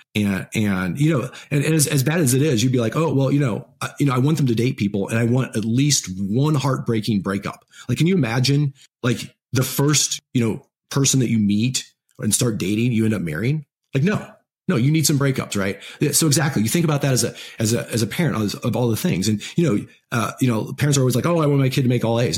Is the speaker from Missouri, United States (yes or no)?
yes; Missouri, United States; we're from Missouri, you know Midwest. It was Midwest value